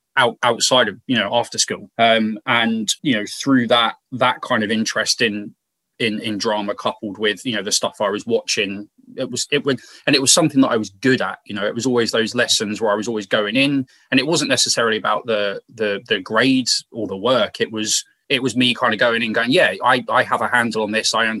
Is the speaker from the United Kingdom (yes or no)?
yes; Milton Keynes, South East England, United Kingdom; I've just come from a place that almost has no identity of its own